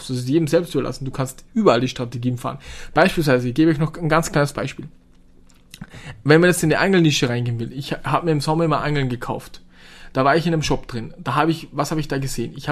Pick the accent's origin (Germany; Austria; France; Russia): Austria; bei uns in Österreich Gott sei Dank riesengroße Bauern, die auch Hallen haben, die komplett leer stehen.